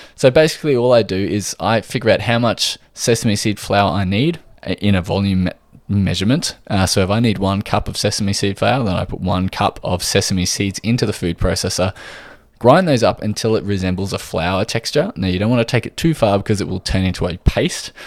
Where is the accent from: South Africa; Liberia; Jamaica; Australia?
Australia